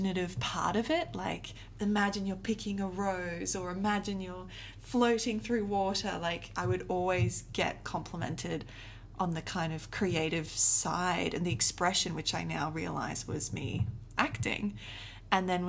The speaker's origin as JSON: {"language": "English", "country": "South Africa", "tie": "born or raised there", "said": "I grew up in South Africa"}